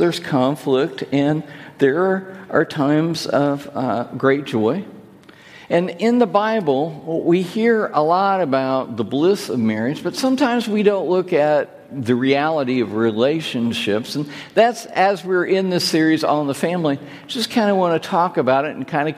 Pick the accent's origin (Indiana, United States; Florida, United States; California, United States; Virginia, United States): Indiana, United States; Hoosier; If I couldn't be a Hoosier